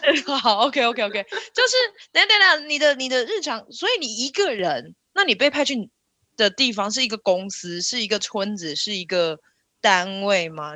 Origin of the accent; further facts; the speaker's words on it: Taiwan; 身为台湾人